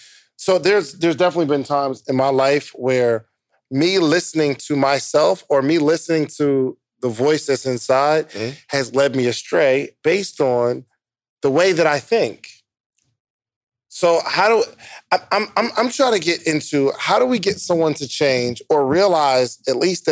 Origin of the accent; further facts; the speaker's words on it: New Jersey, United States; So, when I'm growing up in New Jersey, if you had a job making $18 an hour